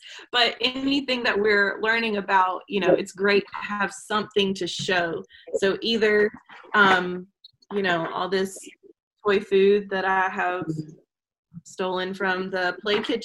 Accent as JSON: {"language": "English", "region": "the South", "country": "United States", "accent": "Southern", "said": "my Southern accent"}